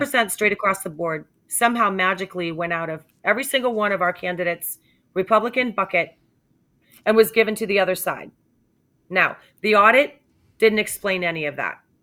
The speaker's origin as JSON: {"language": "English", "region": "New Hampshire", "country": "United States", "said": "I'm from New Hampshire"}